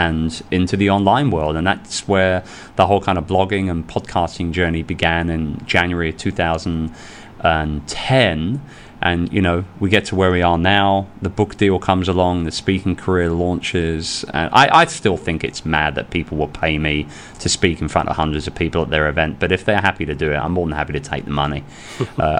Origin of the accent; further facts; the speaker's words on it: London, United Kingdom; moved away as an adult; now in Philippines; I'm a sales and marketing guy, born and raised in London.